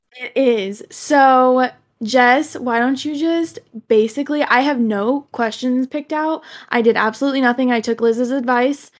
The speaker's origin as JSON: {"language": "English", "region": "southern Illinois", "country": "United States", "said": "I live in, like, super southern Illinois, so, like, when I tell people that I'm from Illinois, I am not anywhere near Chicago"}